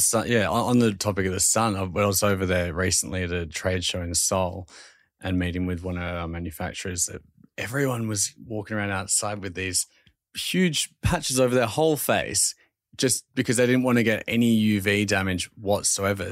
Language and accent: English; Australia; accent: Australian; my Australian accent is times ten when I'm over there pitching the brand